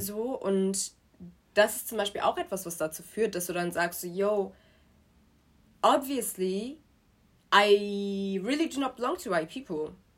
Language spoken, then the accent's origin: German; Germany; also born or lived in Nigeria; Und dann sind wir irgendwann nach mhm. Deutschland gekommen und ich bin in Deutschland zur Schule gegangen